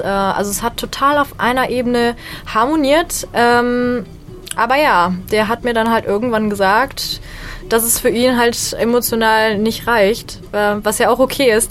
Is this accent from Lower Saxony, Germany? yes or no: no; Bonn, North Rhine-Westphalia, Germany; ich bin Stand-Up-Comedian und ich komme aus Bonn